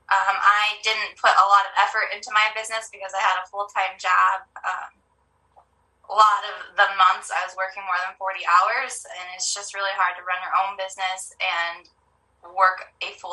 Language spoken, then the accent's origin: English; Montana, United States; also born or lived in California; moved to Montana when I was about 10. I moved from California. I absolutely disliked living in Montana when I first moved here. Um, I was a city girl.